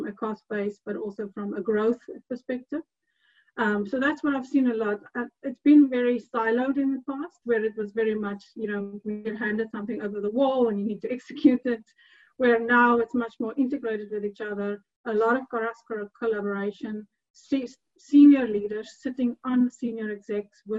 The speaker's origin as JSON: {"language": "English", "country": "South Africa", "also_born_or_lived": "Edinburgh", "moved": "as an adult", "lives_now": "Hungary", "said": "I'm South African"}